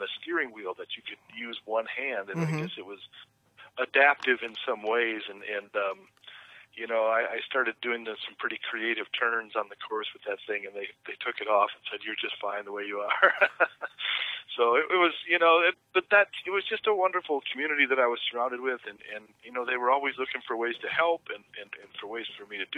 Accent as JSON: {"language": "English", "town": "Flint", "region": "Michigan", "country": "United States", "tie": "born or raised there", "said": "I grew up in Flint, Michigan, which is famous"}